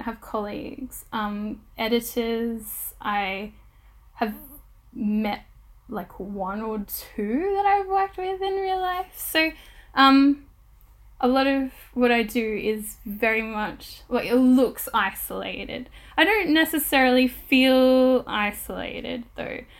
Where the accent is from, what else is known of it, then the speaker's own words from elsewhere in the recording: Australia; now in United Kingdom; I'm recording from the United Kingdom, I am an Australian settler